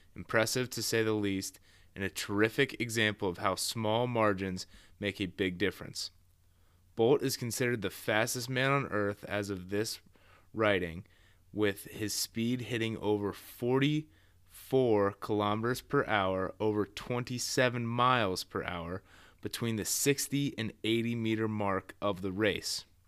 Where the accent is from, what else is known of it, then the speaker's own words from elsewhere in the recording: Columbus, Ohio, United States; I am from Columbus, born and raised here.